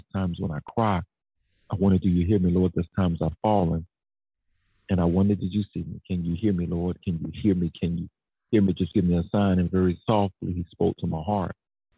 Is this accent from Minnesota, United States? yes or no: no; Jacksonville, Florida, United States; moved away as an adult; now in Atlanta, United States; Duval, born and reared in Jacksonville, left Jacksonville to move to Atlanta to go to school, stayed here